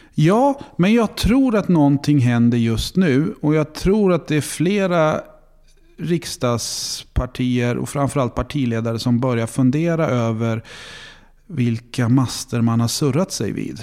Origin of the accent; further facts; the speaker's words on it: Stockholm, Stockholm County, Sweden; moved away as an adult; now in Linköping, Sweden; jag är en stereotyp stockholmare